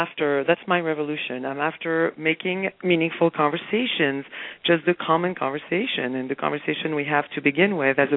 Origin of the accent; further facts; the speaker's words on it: France; moved away; also born or lived in Spain; I happened to have been raised in France, and as you mentioned, and I was raised in Spain